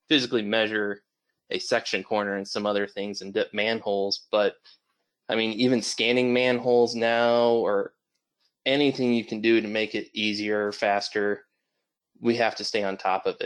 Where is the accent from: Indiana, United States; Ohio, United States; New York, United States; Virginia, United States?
Indiana, United States; Michigan City; also born or lived in Murray, Kentucky; I grew up in Michigan City, Indiana, which is over by the lake